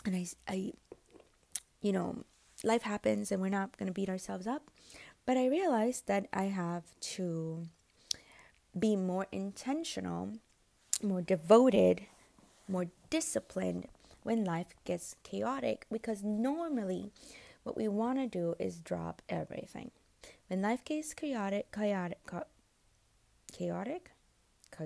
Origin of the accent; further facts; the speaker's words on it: United States; I'm American.